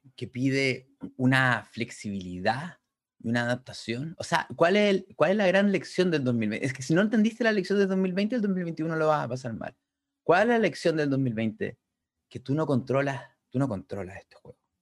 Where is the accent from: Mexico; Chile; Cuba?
Chile; nosotros somos de Chile